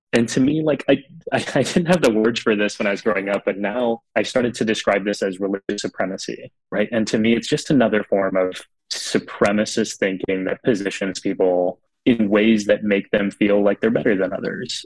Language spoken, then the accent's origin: English; South Texas, United States; growing up in Texas, looking so different.